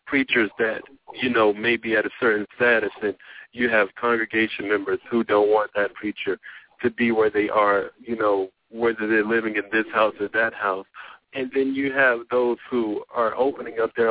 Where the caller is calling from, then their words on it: Atlanta, Georgia, United States; I'm calling from Atlanta, Georgia